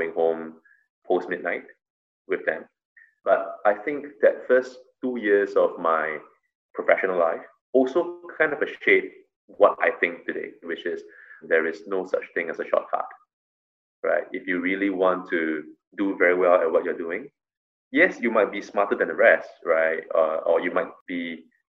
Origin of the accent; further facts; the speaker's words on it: Singapore; as a Singaporean